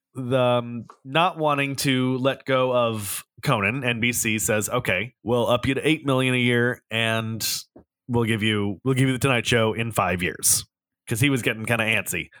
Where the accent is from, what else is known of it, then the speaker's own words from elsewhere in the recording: Southern California, United States; growing up in Southern California as a teenager